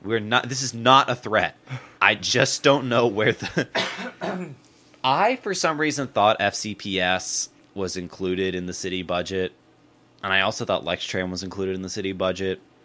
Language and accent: English; United States; growing up in America